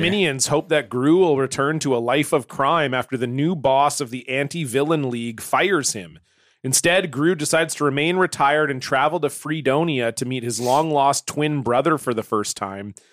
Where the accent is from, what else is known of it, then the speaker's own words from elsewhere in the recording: Ontario, Canada; now in British Columbia, Canada; I grew up in Ontario